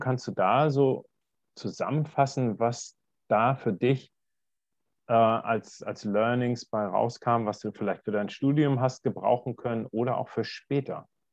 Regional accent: Germany; bei uns in Deutschland

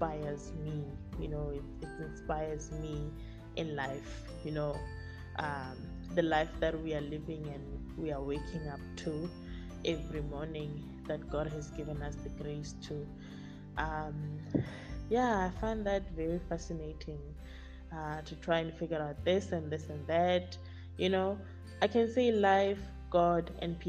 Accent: Pretoria, Gauteng, South Africa; also born or lived in Limpopo; I am from Pretoria. I was born and bred there.

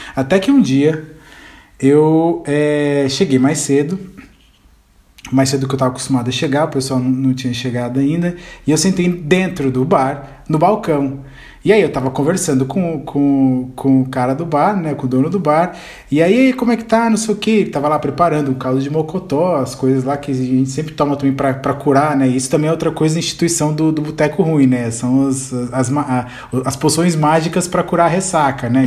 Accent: Ribeirão Preto, São Paulo, Brazil; Eu sou de Ribeirão também

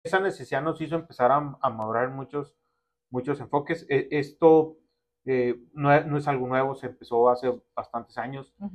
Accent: Ciudad Juárez, Chihuahua, Mexico; Soy originario aquí de Ciudad Juárez

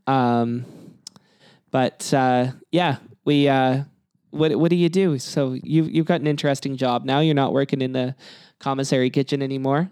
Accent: Kelowna, British Columbia, Canada; now in Vancouver, Canada; I'm from Kelowna, which isn't too far away

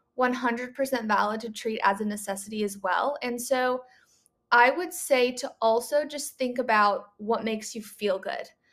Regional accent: West Coast, United States; moved away; I'm from the West Coast

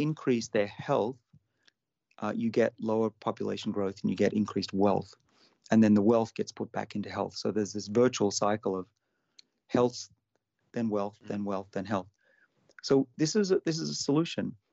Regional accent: Sydney, New South Wales, Australia; my hometown of Sydney

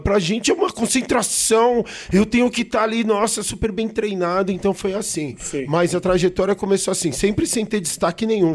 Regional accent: São Paulo, Brazil; sou paulista, sou paulistano, nascido na Avenida Paulista

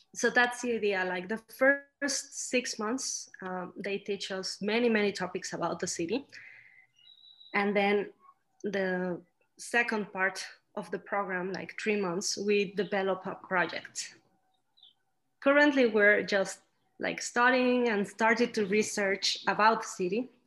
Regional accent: Celaya, Guanajuato, Mexico; also born or lived in Mexico City, Mexico / Scotland; I went to live here when I was nine years old

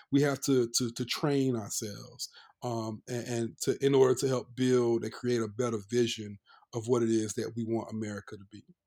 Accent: North Carolina, United States; we're cousins, you know, we grew up in North Carolina.

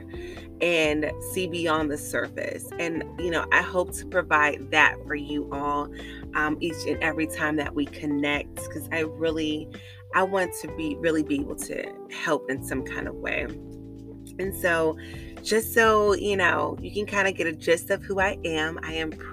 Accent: California, United States; moved away as an adult; I'm originally from California

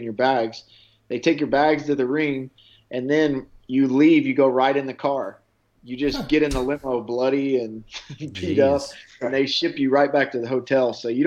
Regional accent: Nashville, Tennessee, United States; that's kind of my hometown

